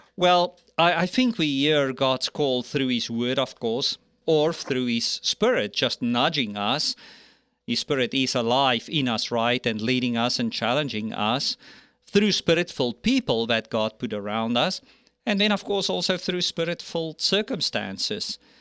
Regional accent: South Africa; moved away; I grew up in South Africa, born and raised there

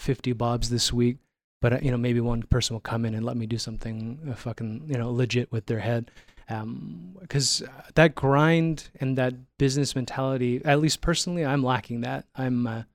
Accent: Toronto, Ontario, Canada; now in Calgary, Canada; I'm from Toronto

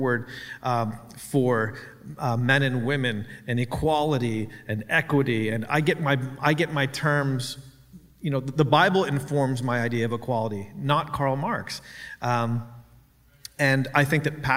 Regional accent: Canada; I'm a Canadian.

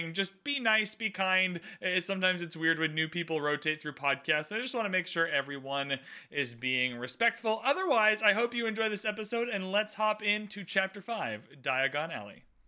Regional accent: Canada; I'm Canadian

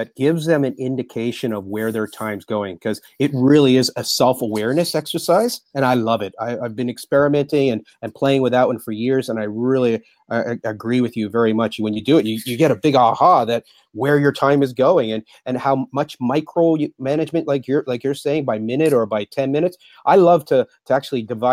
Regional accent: Mississauga, Ontario, Canada; moved away as an adult; also born or lived in Japan; Born and bred in Toronto, Mississauga.

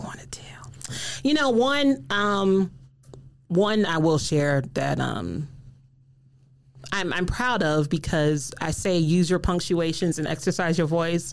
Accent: South Carolina, United States; moved away as an adult; now in Michigan, United States; I moved here to Michigan, getting this wonderful job at MSU. I'm from South Carolina

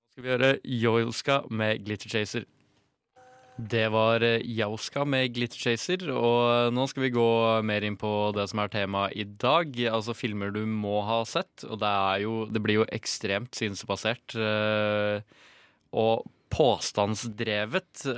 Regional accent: Norway; vi som nordmenn

